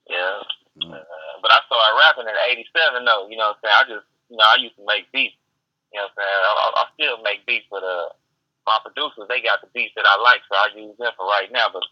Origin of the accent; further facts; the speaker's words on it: Richmond, California, United States; also born or lived in Los Angeles / Oakland; now in Texas, United States; You know, I, grew up in, uh, you know, I'm from Richmond